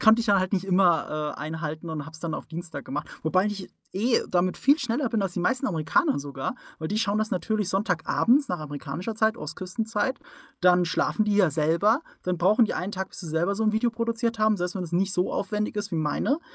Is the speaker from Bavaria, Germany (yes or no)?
no; Rhineland-Palatinate, Germany; ich komme aus der Pfalz